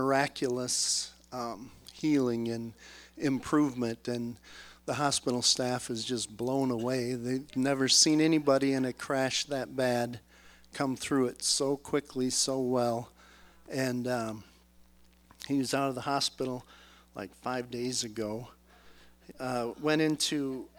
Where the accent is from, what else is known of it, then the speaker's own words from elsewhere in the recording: Minnesota, United States; moved away; I'm from Minnesota originally